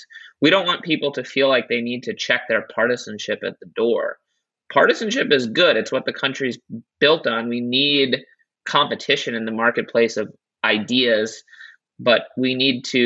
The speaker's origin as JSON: {"language": "English", "town": "New York City", "region": "New York", "country": "United States", "tie": "born or raised there", "also_born_or_lived": "Durham, North Carolina", "said": "I grew up in Uptown Manhattan"}